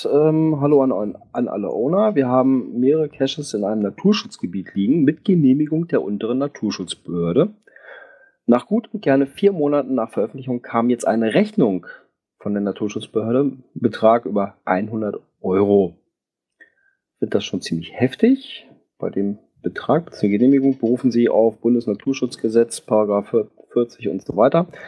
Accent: Bavaria, Germany; Ja, bei uns in Bayern, ja.

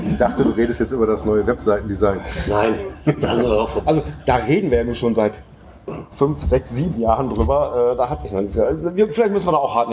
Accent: Bremen, Germany; born there; Wo ich als gebürtiger Bremer für meine Frau immer als Süddeutscher gelte.

